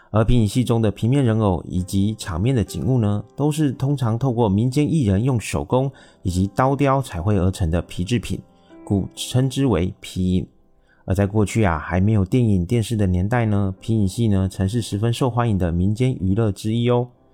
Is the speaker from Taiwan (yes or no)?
yes; Taiwan; 我是一位来自台湾喜欢旅行与交朋友的小哥哥